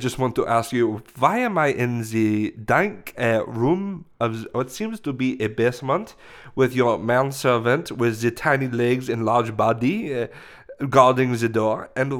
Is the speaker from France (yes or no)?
yes; France; English is a second language; But I'm saying it in the French language. You know, I am from France.